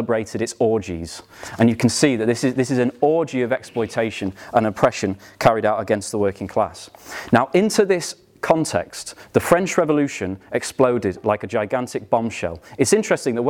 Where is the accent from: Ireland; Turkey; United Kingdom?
United Kingdom; we as British Marxists